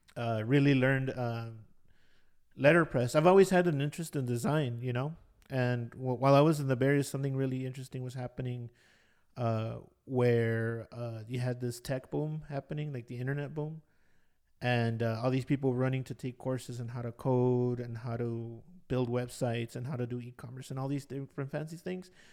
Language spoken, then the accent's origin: English; Los Angeles, California, United States; also born or lived in Bay Area; I wasn't exposed to a lot of things growing up in Ball Heights.